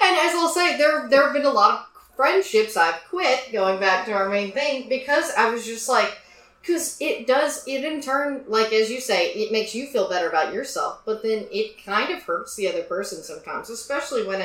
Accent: Tyler, Texas, United States; moved away as an adult; growing up in Texas

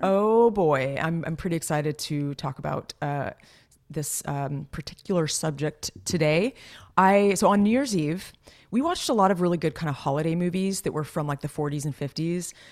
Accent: Los Gatos, California, United States; moved away; my hometown is very affluent and nice and storybook, Los Gatos, California.

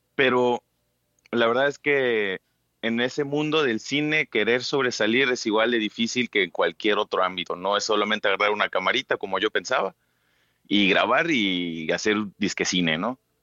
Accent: Chetumal, Quintana Roo, Mexico; also born or lived in Cancún; yo soy de Chetumal

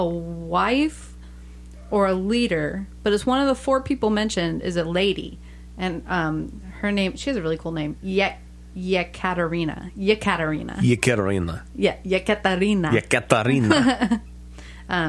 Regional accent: United States; we're Americans

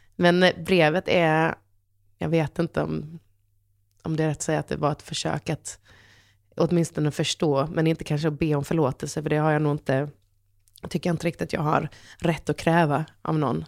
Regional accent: Halmstad, Halland County, Sweden; jag är en hallänning som alla i Halmstad har pejl på vad morsan, vem morsan är

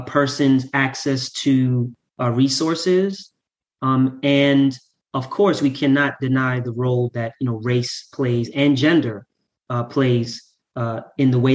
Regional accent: New York City, New York, United States; So I grew up in Southside Jamaica, Queens.

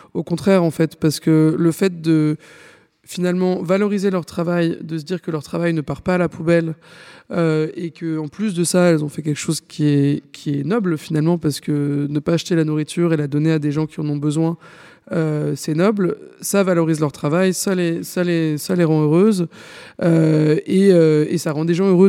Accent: France; on est français, donc on mange du pain

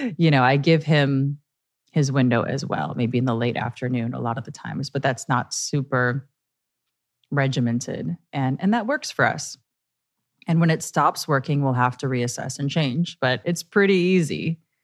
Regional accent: Chicago, Illinois, United States; moved away; also born or lived in New York; I love my hometown, Chicago, Illinois

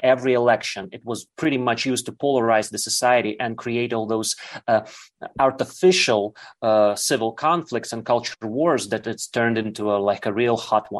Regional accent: Lviv, Lviv Oblast, Ukraine; my mother is from Russia, my father is Ukrainian, my grandparents are Soviet people. So, I was born in Lviv, yeah. So which is a western part of the Ukraine.

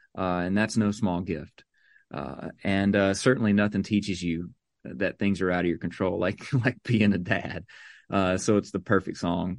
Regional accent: Mississippi, United States; she grew up just south of me in Louisiana, where I grew up in Mississippi. And we grew up making road trips with our families to Nashville.

